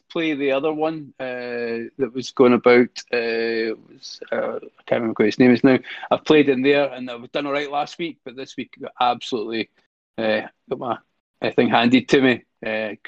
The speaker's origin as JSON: {"language": "English", "region": "Scotland", "country": "United Kingdom", "accent": "Scottish", "said": "excuse my Scottish French accent"}